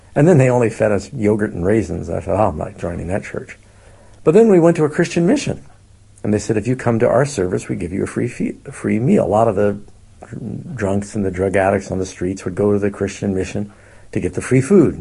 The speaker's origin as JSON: {"language": "English", "region": "New York", "country": "United States", "moved": "yes", "lives_now": "Northern California, United States", "said": "I'm from New York"}